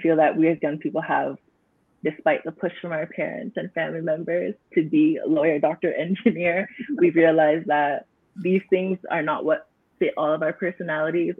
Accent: Canada; I was not born in Jamaica, but I was born in Canada to parents who migrated here at big age.

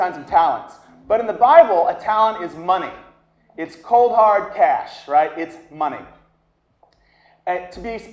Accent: the South, United States; I'm from the South, I say oil.

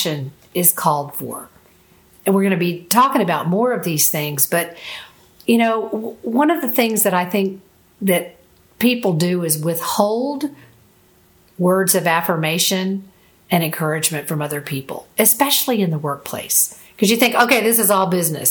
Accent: Florida, United States; I'm from Florida, live in Florida, and I've always been around boats and the Gulf of Mexico all of my life.

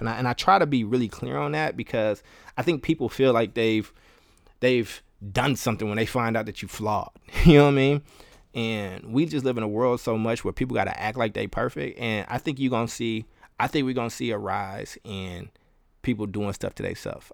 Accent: Kentucky, United States; also born or lived in Chicago, Illinois; now in Oakland, United States; I lived a long time in, in Kentucky

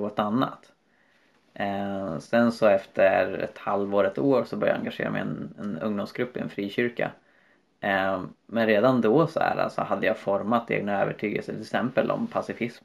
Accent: Sweden; infödda svenskar

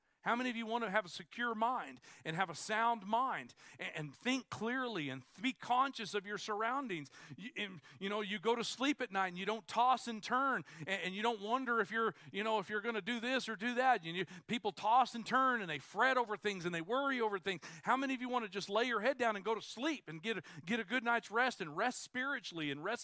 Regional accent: United States; I'm an American

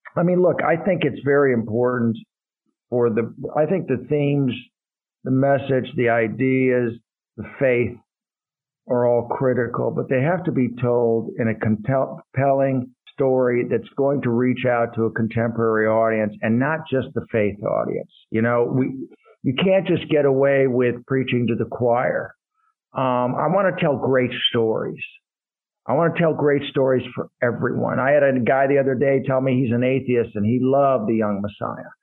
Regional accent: Madison, Wisconsin, United States; also born or lived in Colorado / Iran; Grew up primarily in Madison, Wisconsin

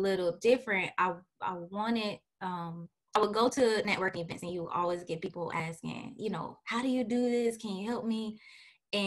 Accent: St. Petersburg, Florida, United States; I am originally from St. Petersburg, Florida. I am a Florida native.

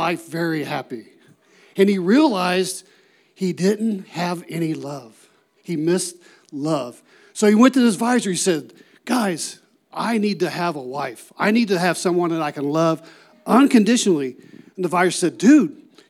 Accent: Ohio, United States; moved away as an adult; also born or lived in New Mexico; I'm originally from Ohio

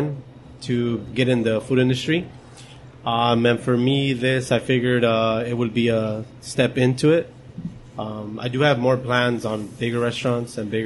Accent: Whittier, California, United States; I'm born and raised in Whittier. I'm from Whittier. I've been here all my life

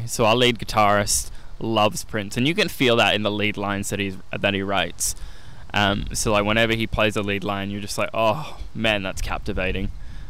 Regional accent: Adelaide, South Australia, Australia; that's the Adelaide in me. And I'm grateful to live in a city that makes incredible coffee.

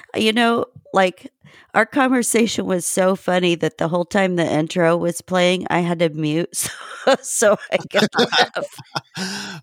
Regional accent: Indiana, United States; I grew up in Indiana

